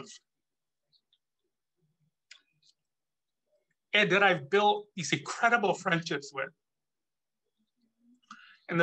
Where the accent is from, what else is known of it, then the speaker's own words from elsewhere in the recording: Chicago, Illinois, United States; moved away; I'm originally from Chicago in the Midwest